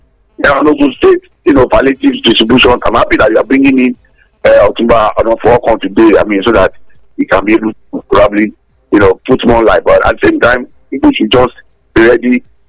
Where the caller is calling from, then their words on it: Abeokuta, Ogun State, Nigeria; I'm still calling from the People's Parliament in Yagunaleme in Abeokuta.